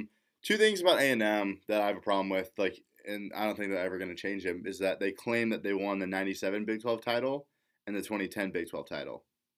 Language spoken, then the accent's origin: English; Texas, United States; now in Nebraska, United States; I'm from Texas